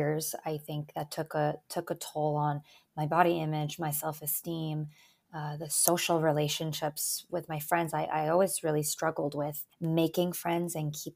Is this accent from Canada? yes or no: yes; Canada; English is a second language; also born or lived in Albania; I was born in Albania. Moved to Canada with my family when I was 3. So English is actually my second language. Kind of got settled into Canadian life quite quickly